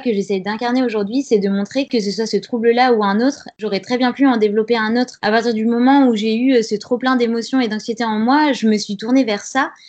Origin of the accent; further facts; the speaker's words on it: Grenoble, Auvergne-Rhône-Alpes, France; J'ai 29 ans, je viens de Grenoble